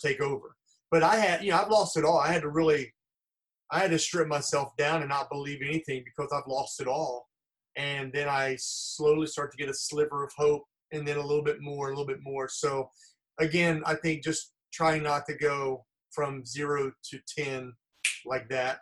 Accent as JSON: {"language": "English", "town": "Los Angeles", "region": "California", "country": "United States", "said": "I'm from Los Angeles."}